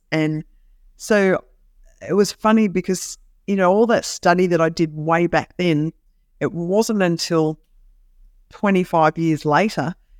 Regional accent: Kakadu, Northern Territory, Australia; I grew up in Kakadu in the Northern Territory. Now, if anybody has watched Crocodile Dundee, that's where I lived.

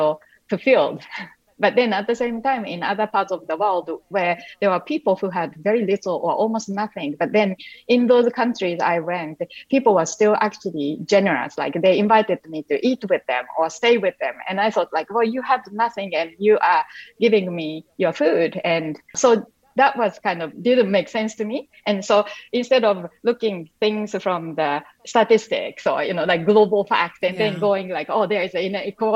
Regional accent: Japan; English is a second language; moved away; when I was even younger and growing up in Japan

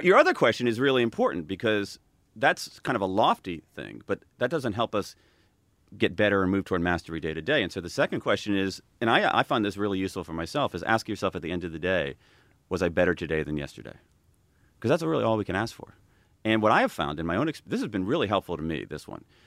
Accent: Ohio, United States; I'm from Ohio

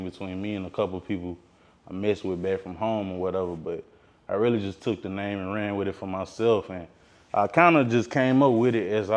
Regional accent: Columbia, Tennessee, United States; I hail from Columbia, Tennessee. It's a small town outside of Nashville, Tennessee, like Middle Tennessee area

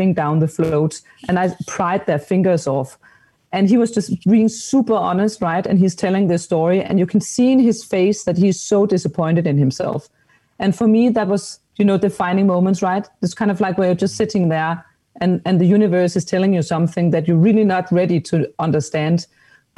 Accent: Denmark; I'm from Denmark

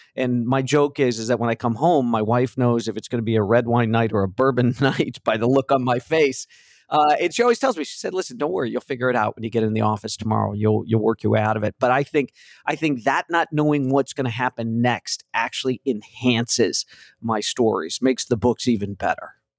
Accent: Chicago, Illinois, United States; I'm a Chicago guy, grew up in the Midwest.

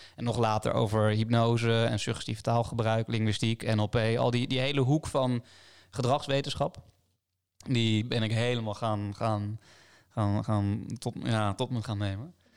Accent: Delft, South Holland, Netherlands; in Delft, waar ik ben opgegroeid

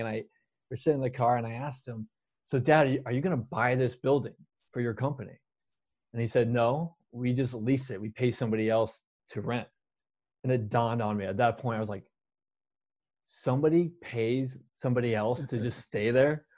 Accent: Tempe, Arizona, United States; I'm born and raised in Tempe, Arizona

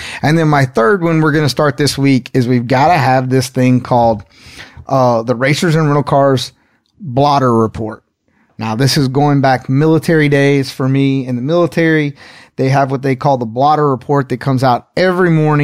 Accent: Henderson, North Carolina, United States; not too far from where I grew up there in Henderson, North Carolina

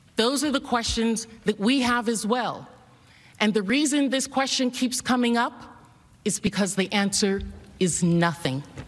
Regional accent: San Antonio, Texas, United States; San Antonio, my hometown

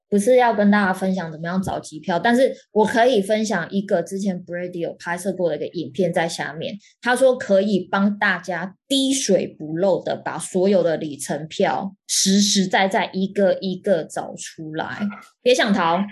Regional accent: Taipei, Taiwan; 我们台北人

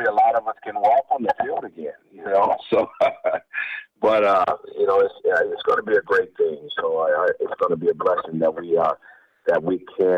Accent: San Diego, California, United States; I didn't go to Lincoln. I went to Claremont

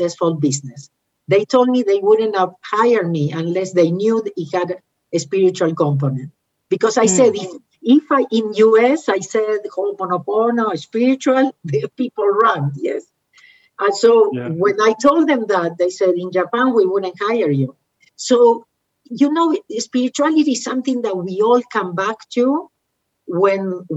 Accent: Argentina; moved away; I am from Argentina

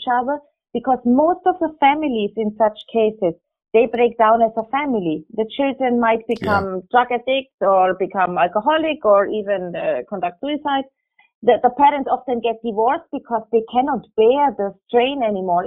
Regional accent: Germany; moved away as an adult; now in Abu Dhabi, United Arab Emirates; I grew up in Germany

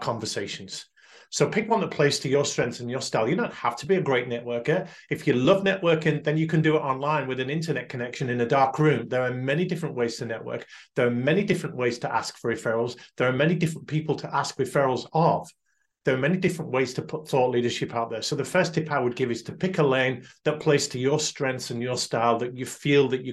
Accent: United Kingdom; we're uniquely British

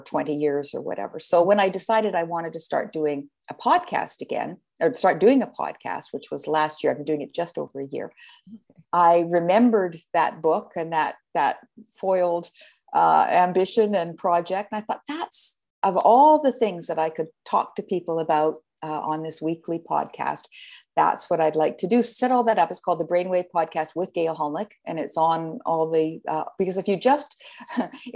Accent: Canada; now in United States; I'm a Canadian, and I started out there. I've been in the States for quite a few years now

